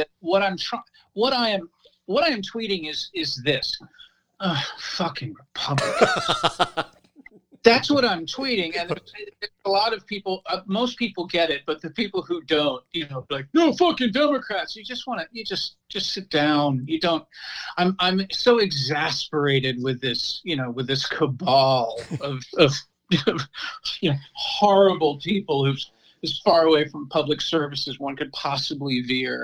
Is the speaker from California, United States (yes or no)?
no; Washington, District of Columbia, United States; moved away as an adult; now in Neptune, United States; I'm from Washington, D.C., born and raised